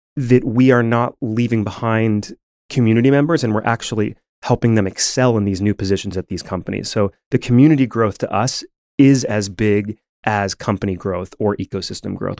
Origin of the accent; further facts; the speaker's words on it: Rochester, New York, United States; moved away as an adult; also born or lived in Buffalo, United States; now in Tulsa, United States; I grew up in Rochester, uh, did my undergrad at Buffalo